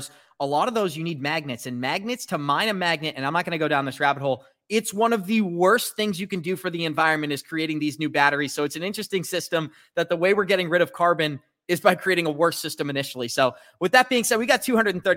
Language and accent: English; United States; As an American